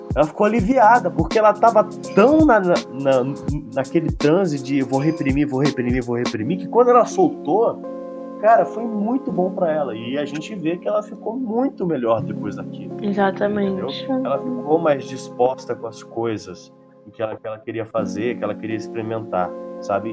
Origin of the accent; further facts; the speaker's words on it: Rio de Janeiro, Brazil; moved away; eu sou carioca, eu nasci no Rio de Janeiro, vivi no Rio de Janeiro